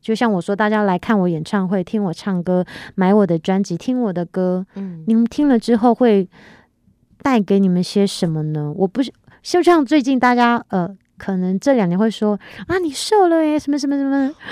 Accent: Taiwan; 我是原住民，在部落长大

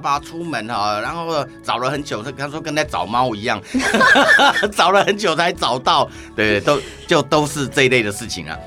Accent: Chiayi County, Taiwan; now in Taipei, Taiwan; 那人在台北，可是我老家在嘉义啊

